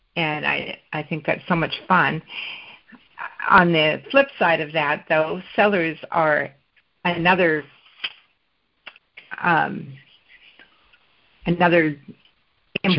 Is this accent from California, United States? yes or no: no; Olympia, Washington, United States; I was born and raised in Olympia, and I worked for the state of Washington for 30 years